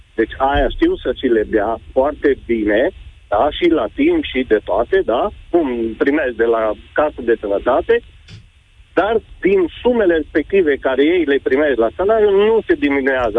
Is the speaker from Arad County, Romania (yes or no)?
yes; Lipova, Arad County, Romania; Eu sunt din Lipova